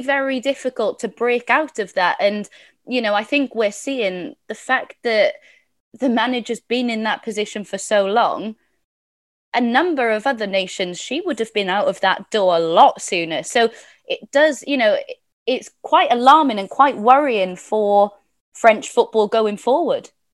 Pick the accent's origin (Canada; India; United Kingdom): United Kingdom; Welsh, Wales; I'm Welsh